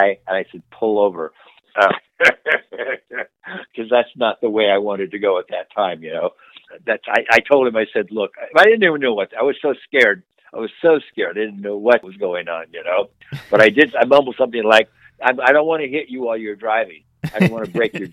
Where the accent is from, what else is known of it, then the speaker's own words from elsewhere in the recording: Coarsegold, California, United States; also born or lived in Los Angeles, California; I grew up in a little town called Coarse Gold, California. I was born in Los Angeles, but when I was two, we moved up to Coarse Gold